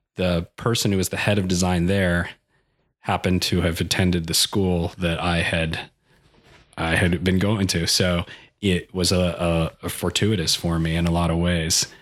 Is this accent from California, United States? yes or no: yes; El Cajon, California, United States; I grew up in, uh, Ocahoone, California, which is, uh, kind of a suburb in, uh, San Diego.